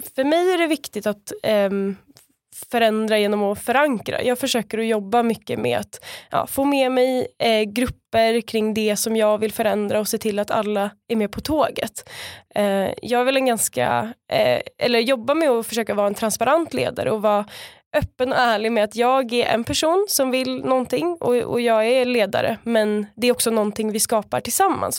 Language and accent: Swedish; Stockholm area, Stockholm County, Sweden; moved away as an adult; now in Skåne, Sweden; jag kommer ju från början från eh, Stockholmsområdet